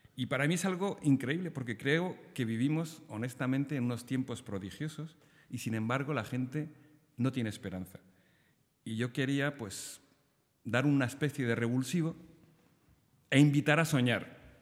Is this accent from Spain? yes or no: yes; Spain; en Argentina todos los españoles somos gallegos